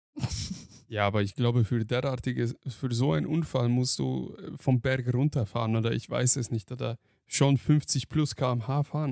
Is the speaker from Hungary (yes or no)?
yes; Hungary; moved away; ich bin ja in Ungarn aufgewachsen